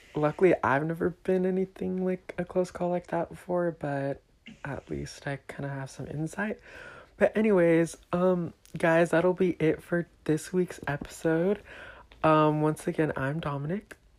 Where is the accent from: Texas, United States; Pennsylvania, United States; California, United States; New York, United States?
California, United States; Elk Grove; also born or lived in Mountain View, California; I was born here in the Bay Area, specifically Mountain View, and I lived here for three years. I then moved to a small town south of Sacramento called Elk Grove. I lived there for another 10 years of my life